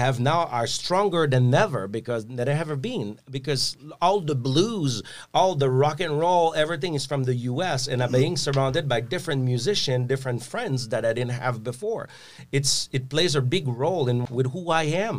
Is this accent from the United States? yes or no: no; Quebec, Canada; I'm French Canadian.